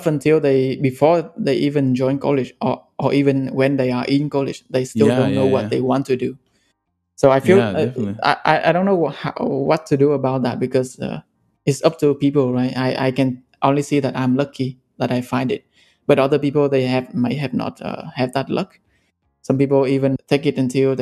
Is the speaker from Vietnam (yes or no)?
yes; Vietnam; moved away as an adult; also born or lived in Ho Chi Minh City, Vietnam / Singapore; I grew up in Vietnam and studied in Ho Chi Minh City.